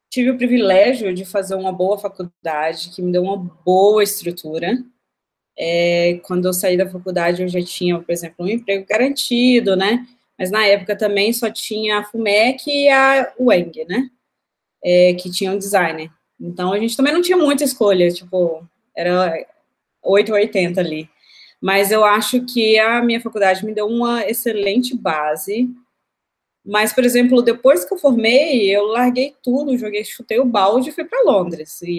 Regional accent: Belo Horizonte, Minas Gerais, Brazil; Belo Horizonte.

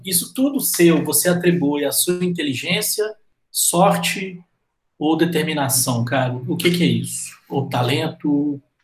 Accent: Minas Gerais, Brazil; como bom mineiros que somos

